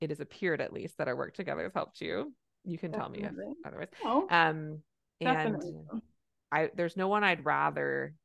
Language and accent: English; Canada; I'm a Canadian family physician